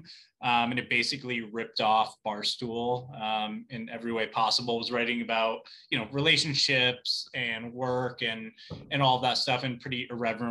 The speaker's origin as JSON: {"language": "English", "town": "Plymouth", "region": "Connecticut", "country": "United States", "tie": "born or raised there", "also_born_or_lived": "New York City / Fairfield, Connecticut", "said": "I grew up in Plymouth, Connecticut."}